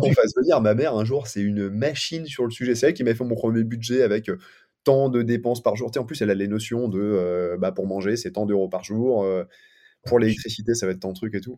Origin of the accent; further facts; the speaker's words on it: Paris, Île-de-France, France; moi je viens de Paris à la base